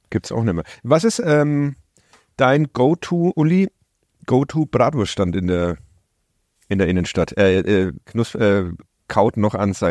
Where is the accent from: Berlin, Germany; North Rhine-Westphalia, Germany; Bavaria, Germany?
Bavaria, Germany; born there; ich als äh, gebürtiger Oberfranke